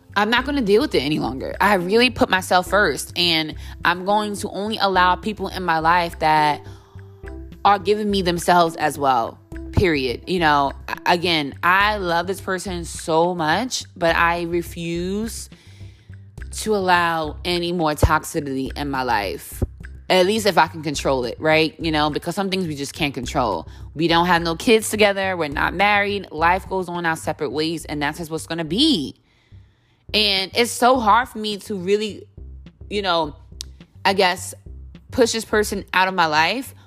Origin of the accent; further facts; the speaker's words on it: United States; now in New York City, United States; being an American